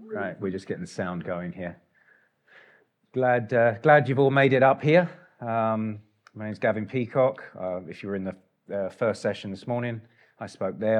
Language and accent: English; England, United Kingdom; moved away; I'm English